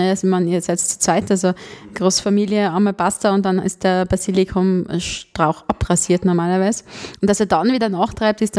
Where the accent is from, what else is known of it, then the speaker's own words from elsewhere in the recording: Tyrol, Austria; ich ja als Tirolerin auch mal rauskam und in die große weite Welt fuhr